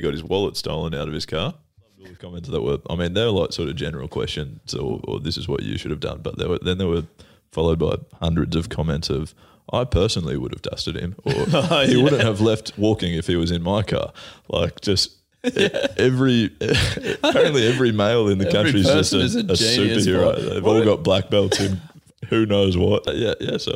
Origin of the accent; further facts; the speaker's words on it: Australia; we're Australian